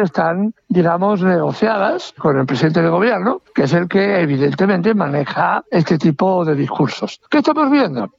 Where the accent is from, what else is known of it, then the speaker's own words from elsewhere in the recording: Spain; en mi país